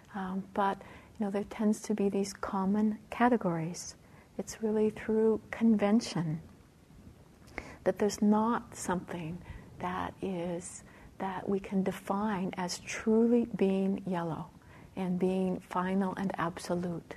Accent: Canada; Being a Canadian

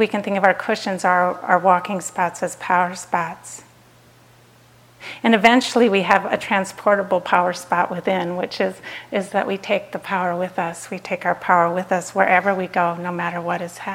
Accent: Minnesota, United States; I grew up in Minnesota, it's kind of cold there

